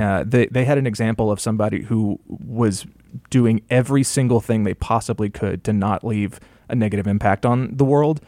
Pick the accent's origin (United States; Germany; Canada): United States; rural Georgia; I grew up in, um, you know, rural, rural Georgia